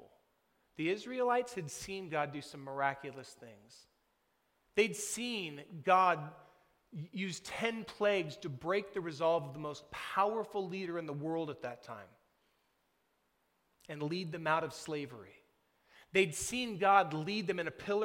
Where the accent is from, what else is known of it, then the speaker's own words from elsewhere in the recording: United States; we, like Nicodemus, have been shaped by growing up in America